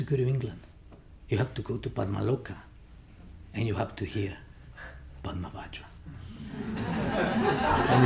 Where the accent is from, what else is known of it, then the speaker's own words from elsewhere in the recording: Mexico; moved away; I'm originally from Mexico